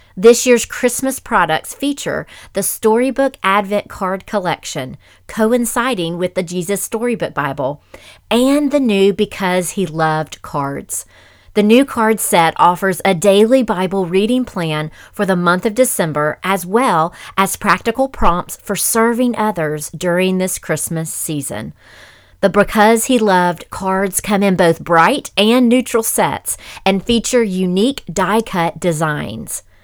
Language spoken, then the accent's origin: English; Memphis, Tennessee, United States; Rachel and I grew up together in Memphis